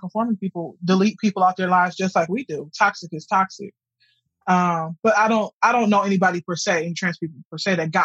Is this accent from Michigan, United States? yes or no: yes; Detroit, Michigan, United States; moved away; I'm from Detroit. When I'm going back to Detroit, predominantly, I see relatives